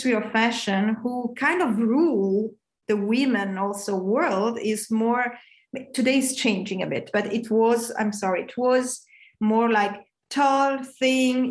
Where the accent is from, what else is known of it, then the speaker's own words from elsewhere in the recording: Italy; moved away; also born or lived in Milan; I come from Italy, as you say, I'm Italian